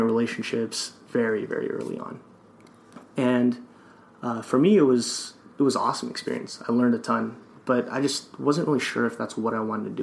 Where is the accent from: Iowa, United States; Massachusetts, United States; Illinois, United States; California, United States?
California, United States; Los Angeles; moved away as an adult; also born or lived in Orange County, California; now in Minnesota, United States; I'm originally from Los Angeles